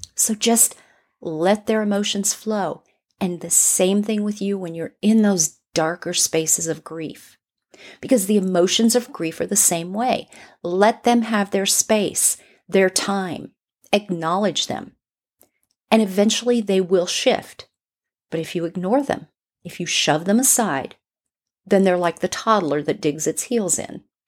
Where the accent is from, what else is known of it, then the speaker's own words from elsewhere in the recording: Burbank, California, United States; I grew up in Burbank in California, right outside of L A, like right over the hill from Hollywood